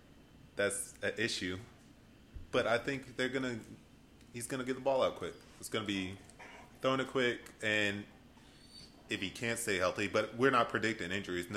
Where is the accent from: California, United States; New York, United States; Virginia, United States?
Virginia, United States; I'm from Virginia.